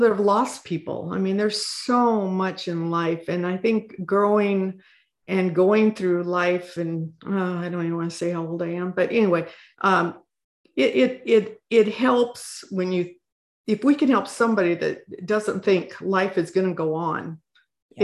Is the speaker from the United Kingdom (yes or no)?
no; Midwest, United States; moved away as an adult; also born or lived in Pacific Northwest; now in Washington, United States; I was born and raised in the Midwest on a 160 acre farm